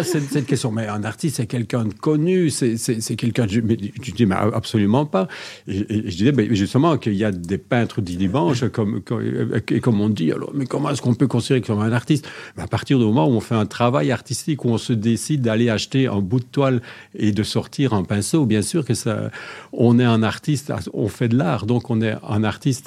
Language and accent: French; Belgium; Je suis de Belgique